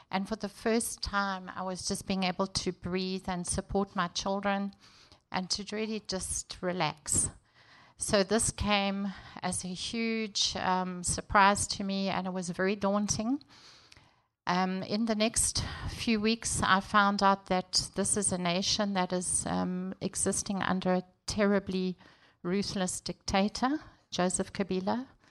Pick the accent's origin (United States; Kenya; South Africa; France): South Africa; moved away as an adult; also born or lived in Durban, South Africa; now in Congo (DRC); I'm from South Africa